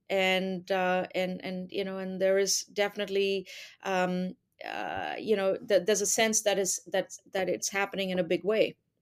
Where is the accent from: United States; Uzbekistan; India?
India; also born or lived in United Arab Emirates; now in Canada; I'm originally from India. I lived there, uh, for part of my childhood and then, uh, then finished high school in, uh, in the U A E and then came to Canada when I was, uh, eighteen